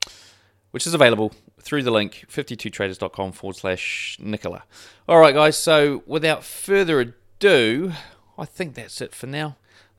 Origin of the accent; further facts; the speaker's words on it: New Zealand; accent: New Zealand; Yeah, I've probably got the worst New Zealand accent ever in terms of it being strong. It's just not strong at all.